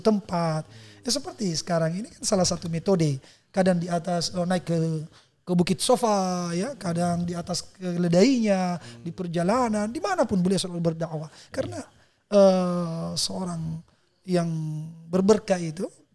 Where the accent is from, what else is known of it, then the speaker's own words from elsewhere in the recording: South Sulawesi, Indonesia; di kampung saya